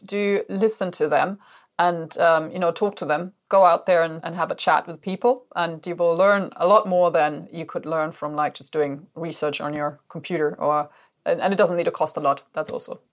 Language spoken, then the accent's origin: English; Germany; now in United Kingdom; Julia and I, we're from Germany originally